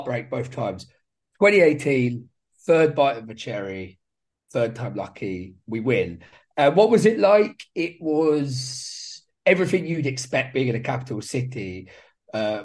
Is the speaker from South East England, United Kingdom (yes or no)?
yes; Brighton, South East England, United Kingdom; I was born in Brighton